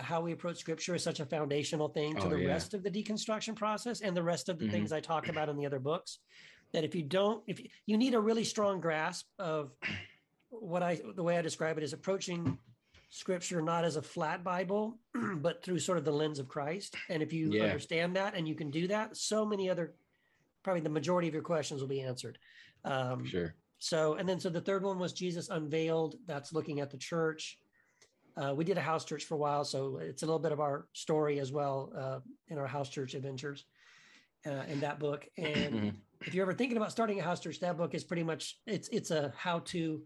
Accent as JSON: {"language": "English", "region": "Texas", "country": "United States", "tie": "born or raised there", "also_born_or_lived": "Brownsville, Tennessee / El Paso, Texas / California"}